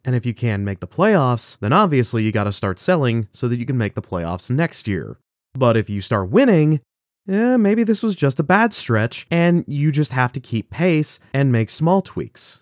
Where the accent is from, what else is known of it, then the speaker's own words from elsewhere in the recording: United States; I'm an American